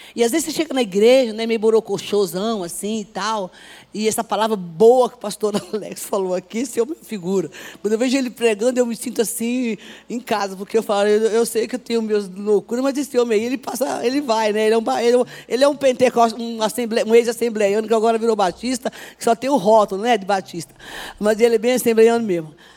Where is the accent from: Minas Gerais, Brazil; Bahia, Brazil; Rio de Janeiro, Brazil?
Bahia, Brazil; Sou baiana